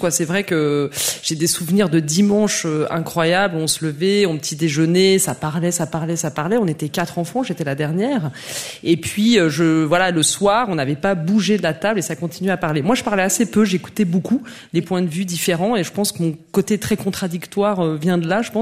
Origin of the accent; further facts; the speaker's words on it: near Geneva, in the neighbouring France, Auvergne-Rhône-Alpes, France; also born or lived in Besançon, France; Je suis née à Besançon, mais j'ai grandi près de Genève, dans cette France voisine que tout le monde déteste.